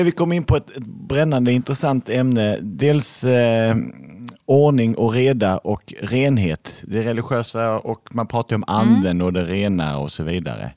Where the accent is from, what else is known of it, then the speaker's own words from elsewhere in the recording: Lund, Skåne, Sweden; född och uppvuxen i Lund av akademiker